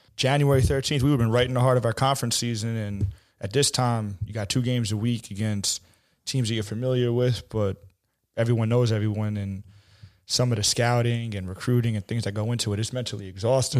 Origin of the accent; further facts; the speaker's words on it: New York City, New York, United States; I grew up in Bayside, Queens